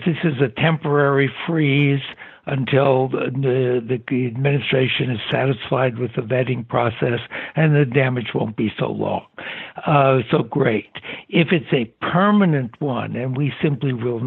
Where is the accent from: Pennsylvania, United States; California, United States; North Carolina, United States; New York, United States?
California, United States; San Francisco; Born in San Francisco, California